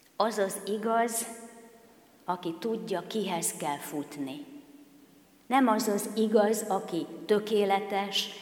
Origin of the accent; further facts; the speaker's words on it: Kecskemét, Bács-Kiskun, Hungary; akik kecskemétiek vagyunk